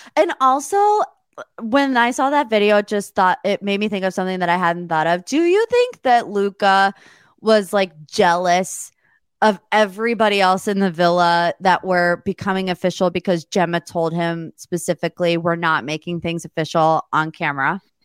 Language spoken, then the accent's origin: English; United States; being an American